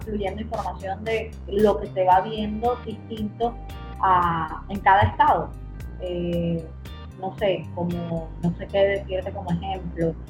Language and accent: Spanish; Venezuela; todos somos venezolanos